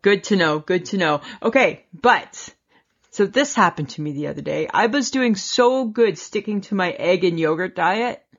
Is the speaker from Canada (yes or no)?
yes; Canada; we're Canadian.